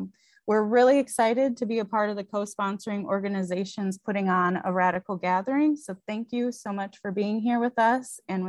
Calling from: Portland, Oregon, United States; I use they, them pronouns, and I'm calling in from Portland, Oregon, Cowlitz and Clackamas land.

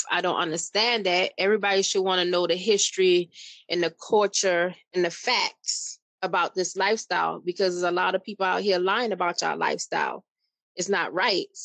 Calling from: Charleston, South Carolina, United States; Charleston, South Carolina.

